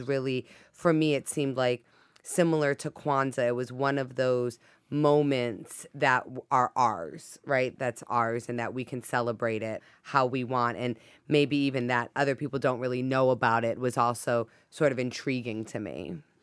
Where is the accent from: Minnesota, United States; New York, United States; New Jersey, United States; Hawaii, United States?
Hawaii, United States; now in Boston, United States; growing up in Hawaii